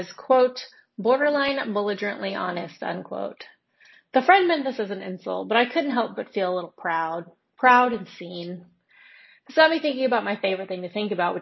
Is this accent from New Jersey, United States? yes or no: no; Alabama, United States; I grew up in Alabama?